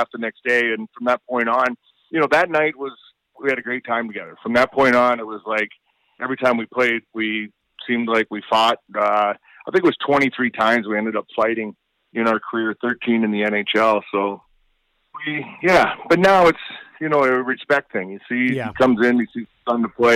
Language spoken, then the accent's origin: English; Stirling, Ontario, Canada; my hometown in Sterling